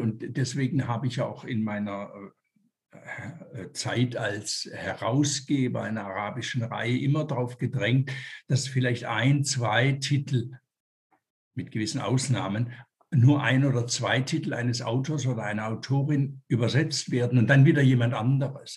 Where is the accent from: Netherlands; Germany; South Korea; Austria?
Germany; Tübingen, Baden-Württemberg; moved away as an adult; also born or lived in Zurich, Switzerland; now in Switzerland; als Junge in den 50er Jahren in Tübingen zum Beispiel, wo ich aufgewachsen bin.